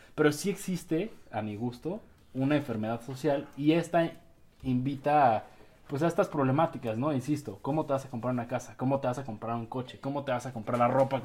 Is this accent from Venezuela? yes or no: no; Mexico; como mexicanos que somos